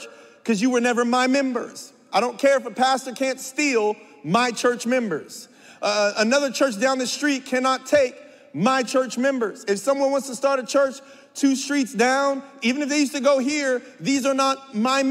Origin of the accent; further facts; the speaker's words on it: San Bernardino, California, United States; I'm from San Bernardino from a very young age, as long as I can remember, from 3 years old